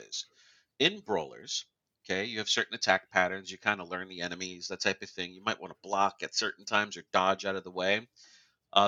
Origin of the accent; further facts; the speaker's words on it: New York, United States; growing up in New York